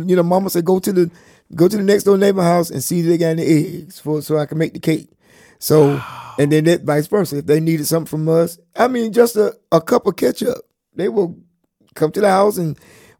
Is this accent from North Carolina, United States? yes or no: yes; Chocowinity, North Carolina, United States; My hometown is Chakawinity. The home of the Indians.